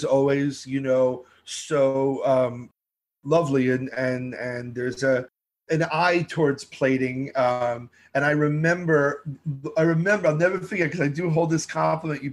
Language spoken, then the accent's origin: English; New York City, New York, United States; growing up in Brooklyn, you had every first-generation immigrant family right there.